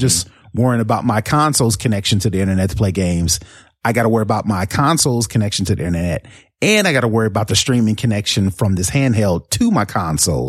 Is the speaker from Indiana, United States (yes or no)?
yes; Indianapolis, Indiana, United States; moved away; Indianapolis, uh, was my hometown